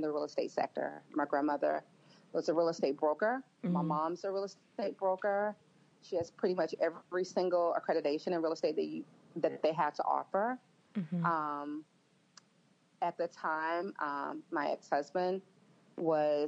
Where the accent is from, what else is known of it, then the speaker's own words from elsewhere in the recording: Memphis, Tennessee, United States; I grew up in Memphis, Tennessee